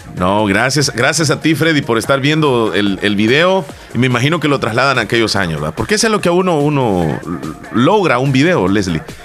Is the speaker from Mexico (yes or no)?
no; El Salvador; Si soy salvadoreño